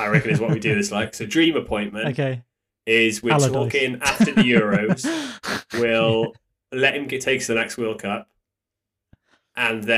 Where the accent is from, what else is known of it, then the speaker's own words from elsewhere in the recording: Wales, United Kingdom; I'm Welsh, I'm half English, all my dad's side are English